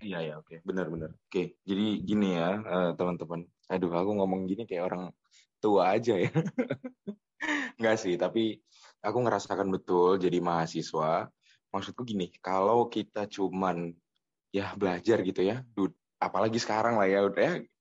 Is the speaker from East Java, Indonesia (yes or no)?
yes; Gresik, East Java, Indonesia; moved away as an adult; also born or lived in Malang; now in Jakarta, Indonesia; aku kan asli Gresik ya. Gresik juga ya di kota di Jawa Timur